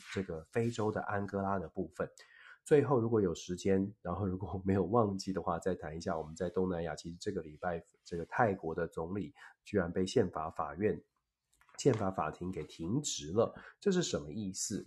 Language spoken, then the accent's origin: Chinese; Taiwan; 我们作，作为台湾人，作为在台湾